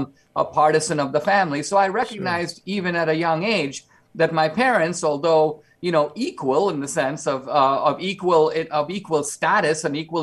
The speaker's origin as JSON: {"language": "English", "country": "India", "tie": "born or raised there", "moved": "yes", "lives_now": "United States", "said": "because I grew up in India, I live in two worlds, mm-hmm. mostly here in the United States"}